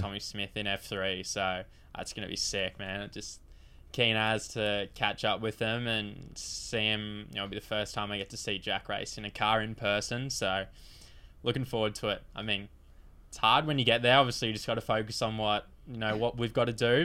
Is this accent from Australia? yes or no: yes; Queensland, Australia; a very proud Queenslander